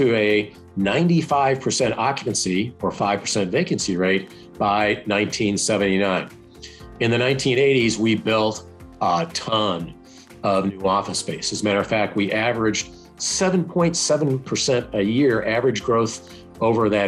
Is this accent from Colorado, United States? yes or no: yes; Denver, Colorado, United States; I'm from Denver.